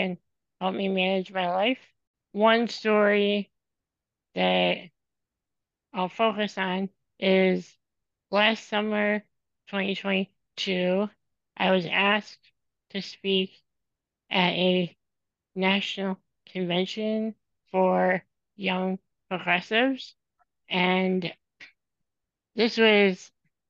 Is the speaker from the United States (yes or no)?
yes; Illinois, United States; moved away as an adult; now in Madison, United States; I am originally from Illinois, and I grew up in a very small town in Illinois, and then I moved up to Madison, Wisconsin, a little over 10 years ago for grad school